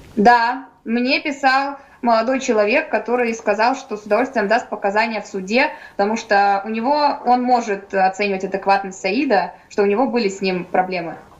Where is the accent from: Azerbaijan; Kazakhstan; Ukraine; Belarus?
Kazakhstan; moved away as an adult; now in Novosibirsk, Russia; я родом из Казахстана, по национальности я русская. Э, приехала, чтобы поступить в медицинский